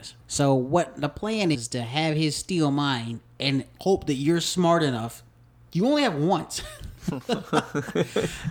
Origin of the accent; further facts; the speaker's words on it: Tennessee, United States; I'm from Tennessee.